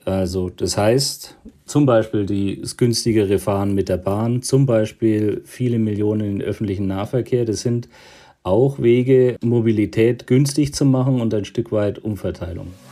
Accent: Bavaria, Germany; ich komme ja aus Bayern, einem Flächenland

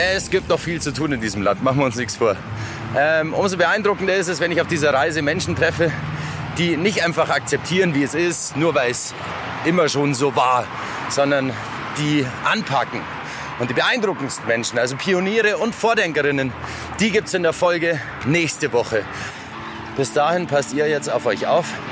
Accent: Bavaria, Germany; moved away; ich komme ursprünglich aus Bayern

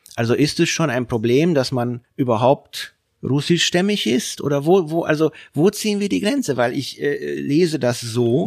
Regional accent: Hungary; now in Germany; aus meiner Heimat Ungarn

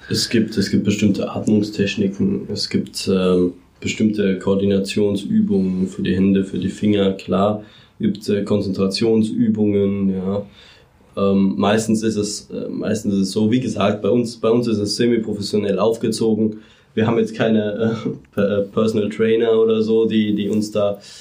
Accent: Mannheim, Baden-Württemberg, Germany; ich bin Mannheimer

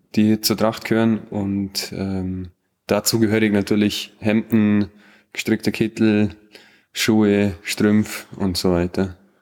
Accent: Bad Hindelang, Bavaria, Germany; accent: Allgäuer; ich aber hier geboren bin. Also ich bin mit dem Dialekt aufgewachsen, ich schwätze an Dialekt, den Allgäuer

